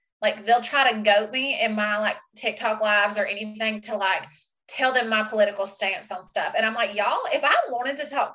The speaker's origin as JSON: {"language": "English", "region": "Southern US", "country": "United States", "also_born_or_lived": "Blue Ridge, Georgia", "accent": "Southern (Scarlett O'Hara)", "moved": "as an adult", "lives_now": "Ontario, Canada", "said": "my accent gets thicker and I start, like, I talk like I'm Scarlett O'Hara"}